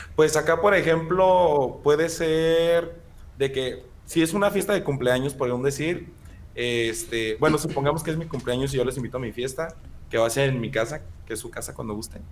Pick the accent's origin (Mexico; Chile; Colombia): Mexico; central Mexico; hay muchas palabras muy distintas aquí como en el centro